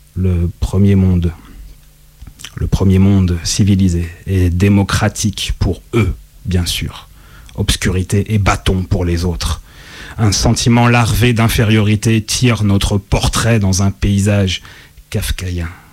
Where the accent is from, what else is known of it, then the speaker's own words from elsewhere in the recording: Lyon, Auvergne-Rhône-Alpes, France; moved away as an adult; now in Marseille, France; Je suis lyonnais, voilà, j'en suis parti il y a maintenant quand même quelques temps, aux alentours de 2005